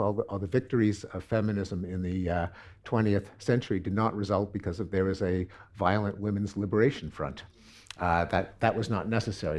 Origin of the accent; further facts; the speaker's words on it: Canada; I'm Canadian.